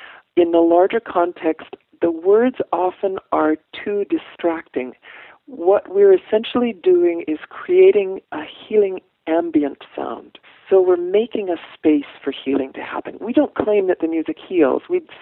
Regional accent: Ireland; It's probably a little bit of each, but then I'm Irish, so, you know, the guilt is familiar.

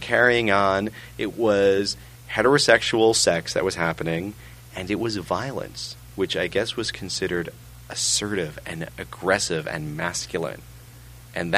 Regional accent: New York, United States; moved away as an adult; also born or lived in England / Memphis; I grew up in New York, which is technically a suburb of Europe.

